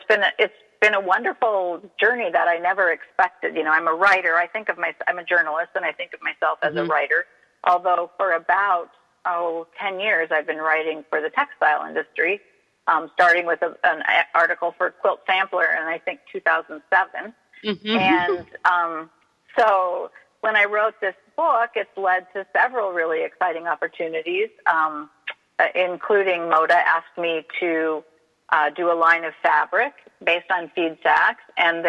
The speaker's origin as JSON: {"language": "English", "region": "Southern California", "country": "United States", "said": "I'm from Southern California"}